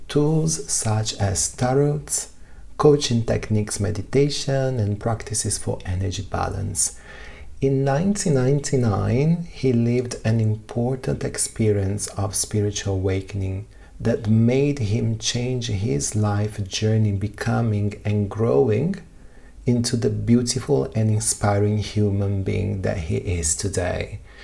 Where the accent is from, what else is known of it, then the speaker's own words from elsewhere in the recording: Rio de Janeiro, Brazil; We are both Brazilian, we are both from Rio de Janeiro